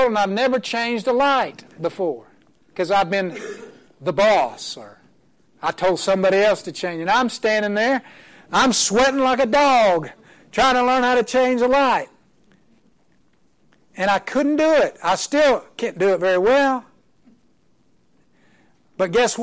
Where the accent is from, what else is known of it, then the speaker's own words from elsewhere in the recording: Oklahoma, United States; I'm from Oklahoma. My wife is from New Jersey